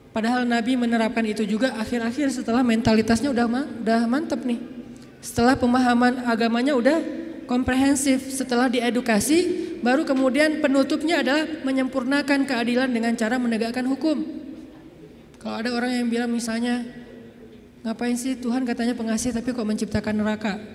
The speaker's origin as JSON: {"language": "Indonesian", "region": "Aceh", "country": "Indonesia", "said": "Kayak kita misalnya saya nih, orang Aceh, ketika saya berada di Sunda, di mana bumi dipijak, di situ langit dijunjung."}